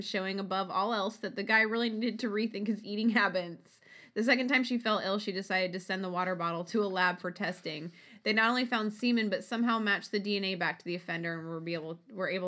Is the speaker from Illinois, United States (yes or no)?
no; Ohio, United States; moved away; That's my home state